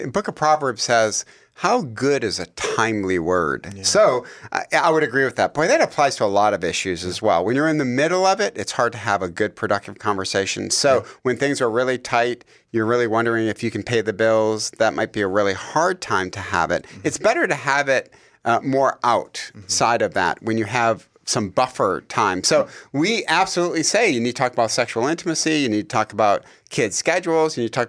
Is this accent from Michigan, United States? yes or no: yes; Detroit, Michigan, United States; we grew up in Detroit. My dad was a factory worker for General Motors.